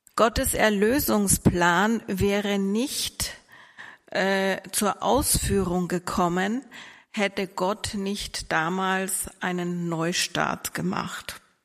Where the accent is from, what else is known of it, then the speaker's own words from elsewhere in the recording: Vienna, Austria; moved away as an adult; now in Mannheim, Germany; ich komme ursprünglich aus Österreich. Ich bin in Wien geboren und groß geworden